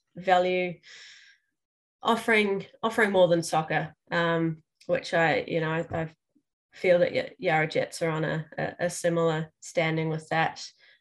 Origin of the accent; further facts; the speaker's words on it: New Zealand; moved away as an adult; now in Melbourne, Australia; I'm also not originally from Australia. So I came over to Melbourne from New Zealand about 14 years ago.